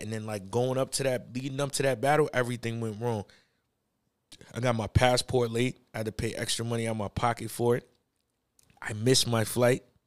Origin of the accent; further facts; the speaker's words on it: New York, United States; I was from New York